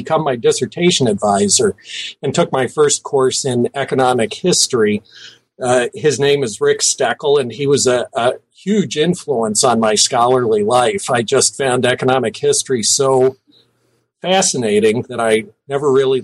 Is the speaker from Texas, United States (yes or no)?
no; Cincinnati, Ohio, United States; I was born in Cincinnati, Ohio. My father was a mailman. He really was interested in local history and made sure we went to see things around Cincinnati